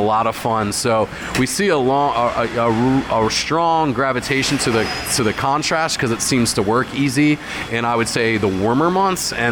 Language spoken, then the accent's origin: English; Hershey, Pennsylvania, United States; I grew up in the Hershey area